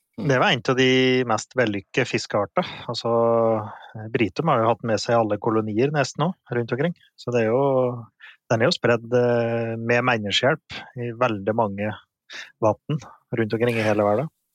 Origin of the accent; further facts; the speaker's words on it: Finnskogen, Innlandet, Norway; hjemme på Finnskogen